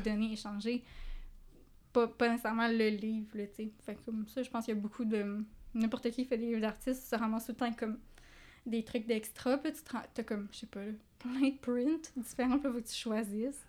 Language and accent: French; regions of Quebec, Canada; now in Montreal, Canada; je viens pas de Montréal